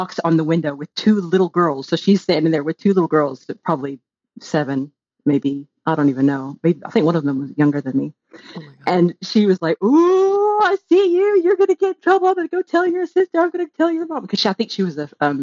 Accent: Bible Belt, the South, United States; also born or lived in Texas; now in United Kingdom; I grew up in the Bible Belt

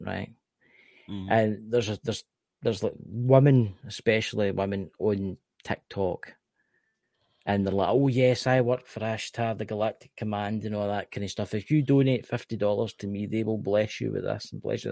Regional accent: Scotland, United Kingdom; I am Scottish

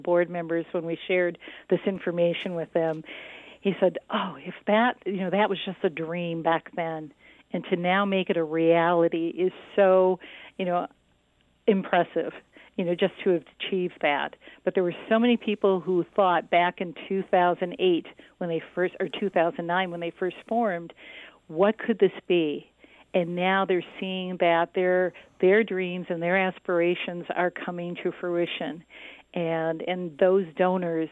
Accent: Saginaw Township, Michigan, United States; also born or lived in California; I grew up in Saginaw Township.

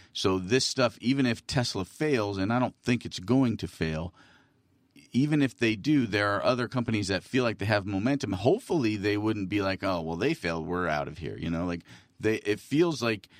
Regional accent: California, United States; born there; I was born in California. My mother was born in California.

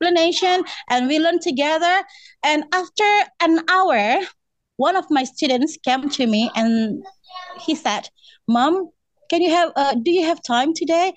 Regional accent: West Sumatra, Indonesia; English is a second language; I'm from West Sumatra

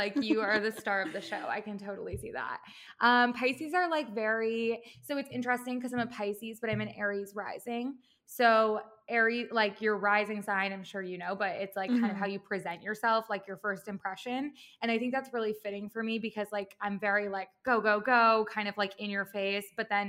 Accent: Midwest, United States; also born or lived in Chicago / Los Angeles; now in New York City, United States; I've kind of lived all over. I'm from the Midwest. I went to school in Chicago, and then I moved

